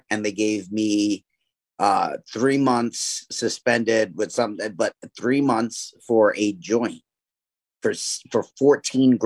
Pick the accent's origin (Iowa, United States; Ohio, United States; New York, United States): New York, United States; New York City; I grew up in East New York, Brooklyn